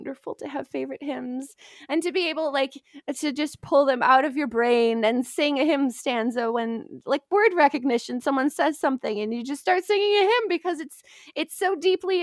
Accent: near Detroit, Michigan, United States; I grew up near Detroit on the border

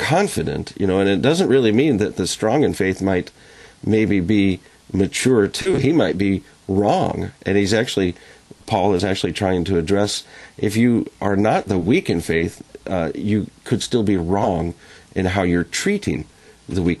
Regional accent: Liberty, Missouri, United States; now in Florida, United States; I grew up in Liberty, Missouri, right by Kansas City

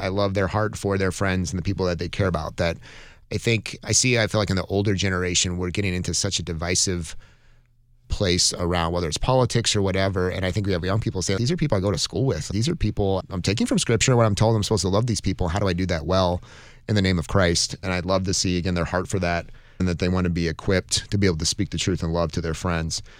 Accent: Montana, United States; I grew up in Montana

